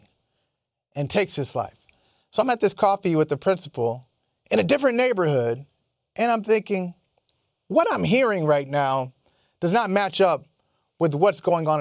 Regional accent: Midwest, United States; growing up in the Midwest and having and being raised by sensible folk

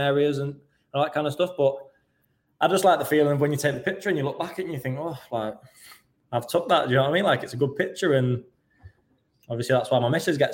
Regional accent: Stoke-on-Trent, West Midlands, United Kingdom; moved away as an adult; growing up in Stoke and having the love for Stoke

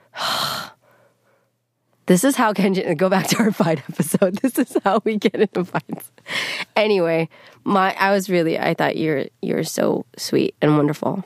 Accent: the Bay Area, California, United States; I'm not from L A, I'm from the Bay

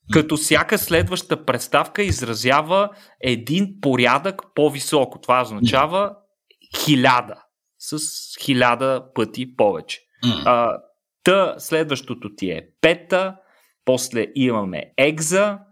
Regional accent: Bulgaria; всички, които сме българи

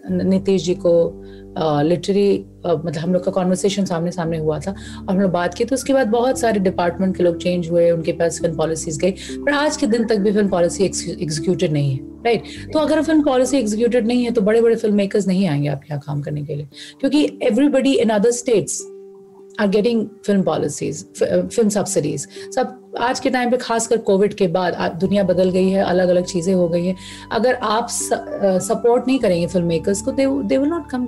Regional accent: Bihar, India; हम बिहार से आते हैं

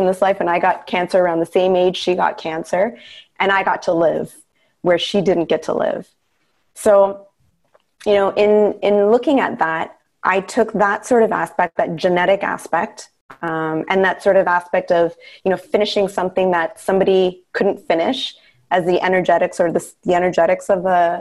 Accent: Canada; I was born in Canada, but my parents came from India, and I was the firstborn

